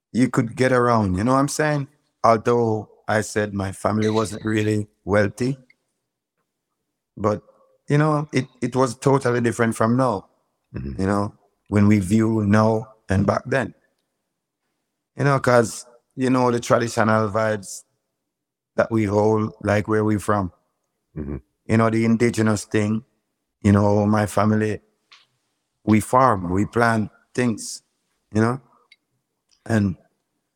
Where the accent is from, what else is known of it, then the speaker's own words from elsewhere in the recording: Manchester Parish, Jamaica; I was born and raised in a parish called Manchester